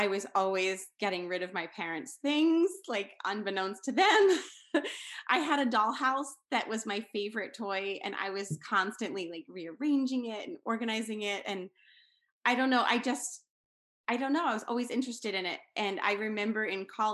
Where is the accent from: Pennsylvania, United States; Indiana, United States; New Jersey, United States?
Pennsylvania, United States; I'm from Pennsylvania in the United States